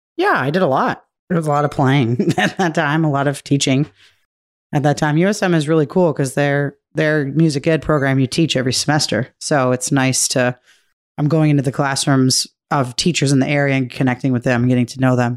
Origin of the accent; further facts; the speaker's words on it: Milford, Massachusetts, United States; moved away; I grew up in Massachusetts in a town called Milford